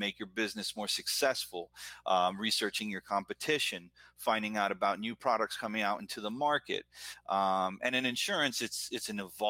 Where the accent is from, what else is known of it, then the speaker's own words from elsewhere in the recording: United States; also born or lived in Buenos Aires, Argentina; I came here when I was 2.5, 3 years old. So I've been here my whole life